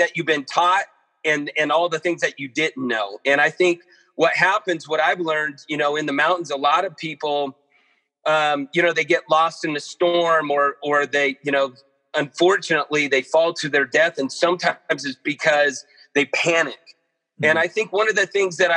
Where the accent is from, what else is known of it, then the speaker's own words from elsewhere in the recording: Modesto, California, United States; also born or lived in Chico, California / Mammoth Lakes, California / Portland; I grew up in Modesto, California, Northern California.